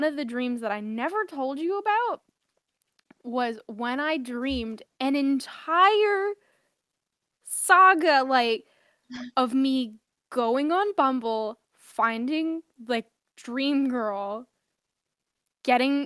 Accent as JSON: {"language": "English", "region": "New York", "country": "United States", "said": "as a New Yorker"}